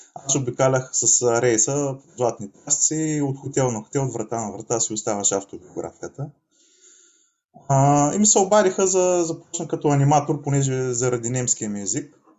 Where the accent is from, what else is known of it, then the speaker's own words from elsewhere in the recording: Asenovgrad, Plovdiv Province, Bulgaria; moved away as an adult; also born or lived in Varna; now in Spain; Израснал съм в Асеновград